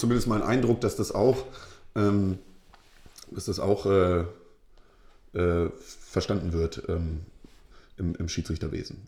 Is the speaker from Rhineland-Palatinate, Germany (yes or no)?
no; Lower Saxony, Germany; bei uns in Niedersachsen jetzt, äh, in Norddeutschland.